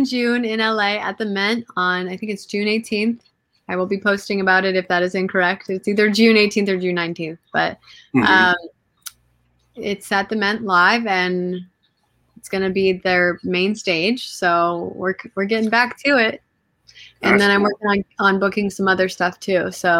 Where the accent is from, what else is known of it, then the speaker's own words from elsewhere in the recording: Lebanon; also born or lived in Curaçao; Yeah, Lebanese and straight from there. And then I spent a lot of time in the islands. I grew up in Curacao, going to Curacao for like 13 years of my life, and then I lived there for a little bit too